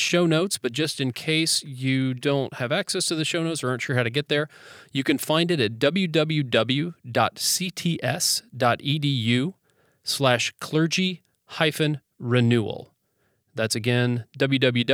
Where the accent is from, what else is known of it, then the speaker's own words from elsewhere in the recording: United States; growing up in the United States with our general work ethic